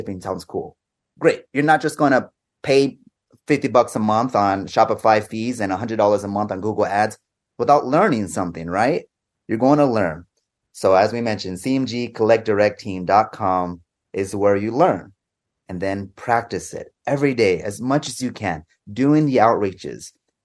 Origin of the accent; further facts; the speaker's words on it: Arizona, United States; also born or lived in Asia; now in Guatemala; I'm from Arizona, currently residing in Guatemala